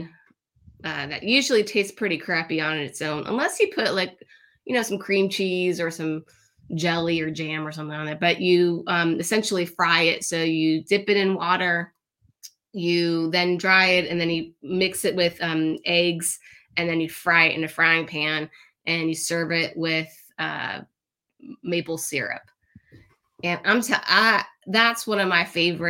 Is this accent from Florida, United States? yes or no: yes; Miami, Florida, United States; I'm from Miami, Florida. That's where I'm originally from